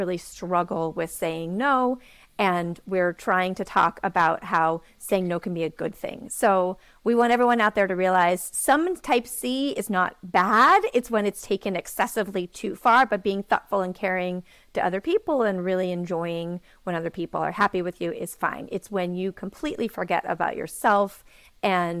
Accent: New York City, New York, United States; I am from New York City.

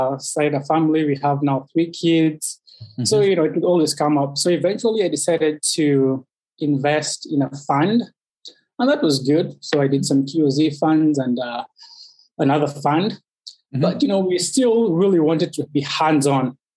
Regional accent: Kenya; moved away as an adult; also born or lived in Chicago / Rochester; now in United States; I was born and raised in Kenya

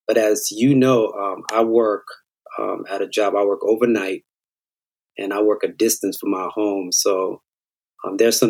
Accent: Miami, Florida, United States; We're all from Miami

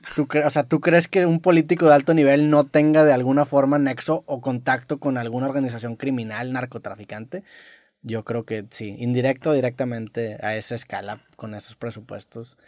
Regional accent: Mexico; todos como mexicanos y como latinoamericanos

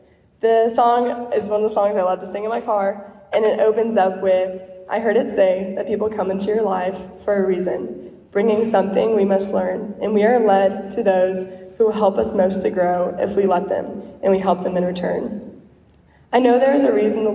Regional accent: Highland Park, Texas, United States; moved away as an adult; now in Austin, United States; I came from Highland Park

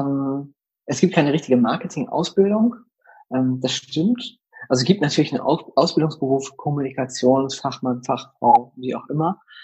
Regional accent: Delmhorst, Lower Saxony, Germany; ich komme ja aus Delmhorst, einer niedersächsischen mittelgroßen Stadt. Wir haben 80.000 Einwohner

